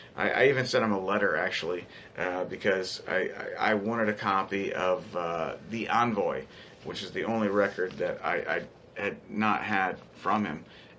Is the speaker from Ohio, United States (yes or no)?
yes; Ohio, United States; moved away as an adult; I'm from Ohio and just moved in here